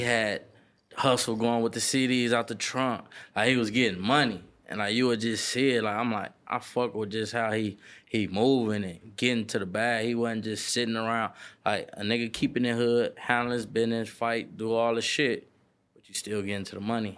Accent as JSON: {"language": "English", "town": "Los Angeles", "region": "California", "country": "United States", "tie": "born or raised there", "said": "from Slauson and Crenshaw, like, Satin Hood, …, same area. Born and raised"}